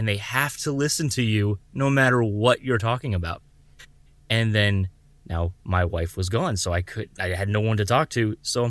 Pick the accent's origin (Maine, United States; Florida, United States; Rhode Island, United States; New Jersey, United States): Florida, United States; Oh, man, I've grown up in Florida. I was born and raised in Southwest Florida. That's where I live now.